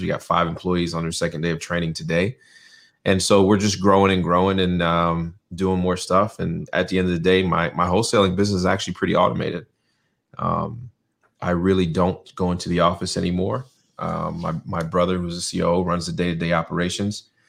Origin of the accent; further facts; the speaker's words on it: North Carolina, United States; also born or lived in New York; spent most of my childhood in North Carolina. Went to elementary, middle, high school to here